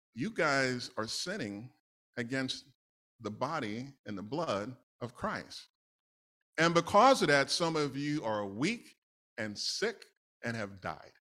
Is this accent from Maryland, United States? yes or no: no; New York City, New York, United States; I grew up in New York, N Y C